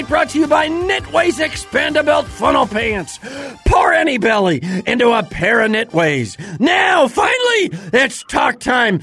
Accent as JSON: {"language": "English", "region": "Midwest", "country": "United States", "said": "As a Midwestern guy myself"}